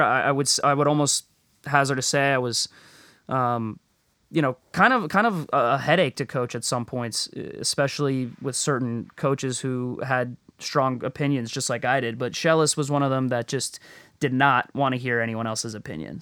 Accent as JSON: {"language": "English", "region": "Florida", "country": "United States", "tie": "born or raised there", "moved": "as an adult", "said": "it was like heaven for me growing up"}